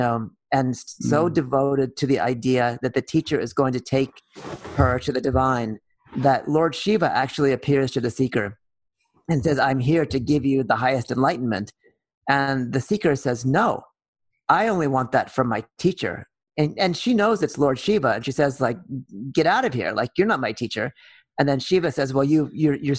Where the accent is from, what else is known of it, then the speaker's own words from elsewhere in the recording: Oakland, California, United States; also born or lived in Berkeley, California; I grew up in Oakland and Berkeley, California.